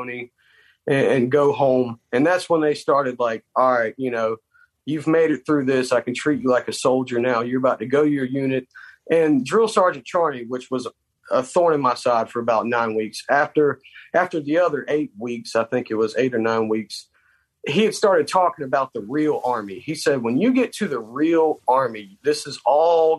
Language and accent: English; South Carolina, United States; moved away as an adult; I'm from South Carolina